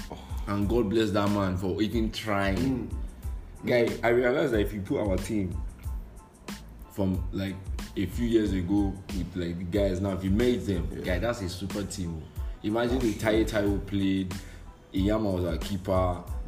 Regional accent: Nigeria; as a Nigerian

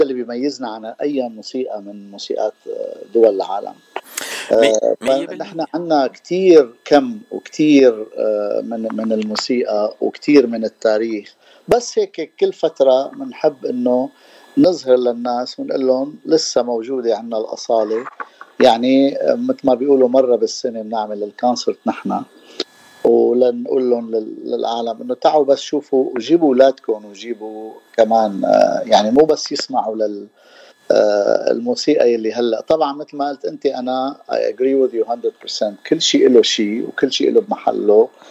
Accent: Damascus, Damascus Governorate, Syria; also born or lived in San Diego; now in Los Angeles, United States; انا من دمشق من سوريا

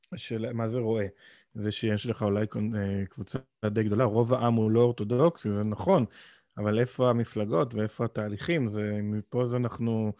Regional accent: Israel; moved away as an adult; שנולדתי בישראל

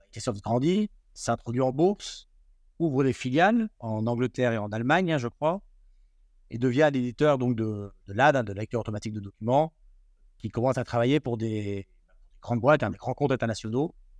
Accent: Grenoble, Auvergne-Rhône-Alpes, France; moi je suis grenoblois

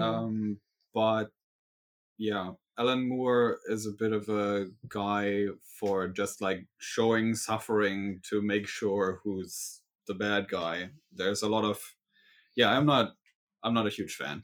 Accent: Berlin, Germany; I'm from Berlin, Germany

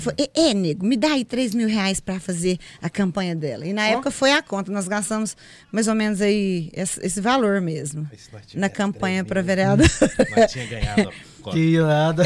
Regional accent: Pedra Branca, Brazil; eu nasci na Pedra Branca, próximo aqui. É, fui criada com a minha mãe, com a minha avó. Estudei na zona rural uma parte

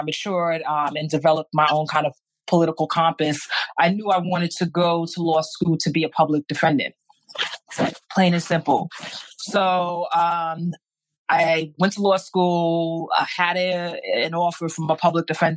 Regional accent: New York City, New York, United States; I grew up in Brooklyn.

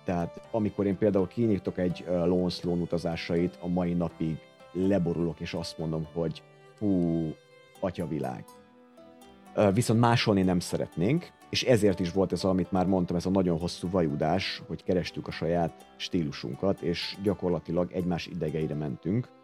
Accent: Hungary; itt nőttem fel, a 80-as években nőttem fel

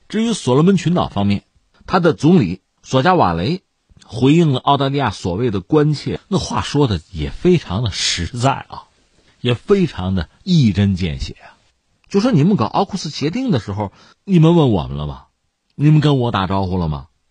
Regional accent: China; 我们中国人

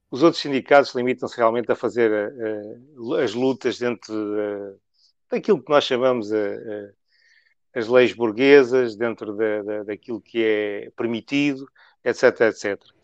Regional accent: Macau; now in Portugal; Eu nasci em Macau

